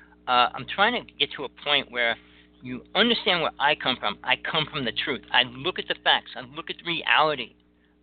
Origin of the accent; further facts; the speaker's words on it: New Jersey, United States; I grew up in Jersey